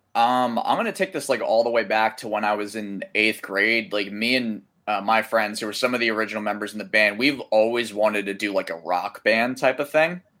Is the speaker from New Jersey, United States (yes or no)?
yes; Delran, New Jersey, United States; We're from Delran, New Jersey, which is South Jersey, like right across the bridge from Philadelphia